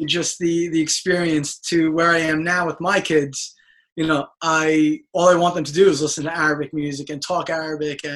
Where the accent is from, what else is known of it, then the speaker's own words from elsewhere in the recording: New York City, New York, United States; growing up in Brooklyn pretty much all my life to immigrant parents